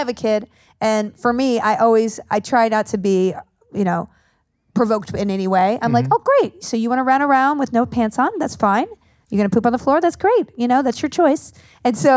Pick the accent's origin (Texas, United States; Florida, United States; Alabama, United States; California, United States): Texas, United States; moved away; I grew up in Texas